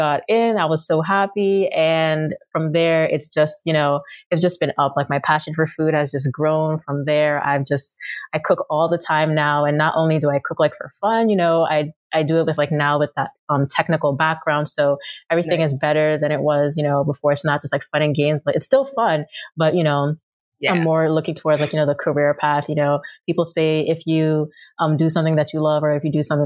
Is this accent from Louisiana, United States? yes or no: no; New York City, New York, United States; I was born and raised in Queens, New York.